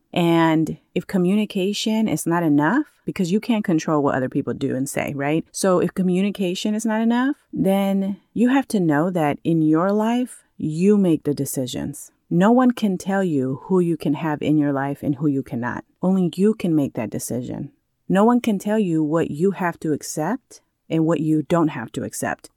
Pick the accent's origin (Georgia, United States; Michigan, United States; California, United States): California, United States; moved away as an adult; now in Maui, United States; I grew up in California and literally lived just within the cities next to each other every time I moved